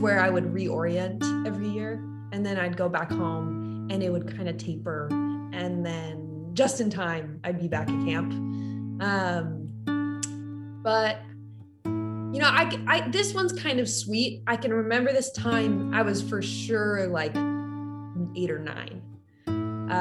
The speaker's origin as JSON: {"language": "English", "town": "San Francisco", "region": "California", "country": "United States", "said": "we're from San Francisco"}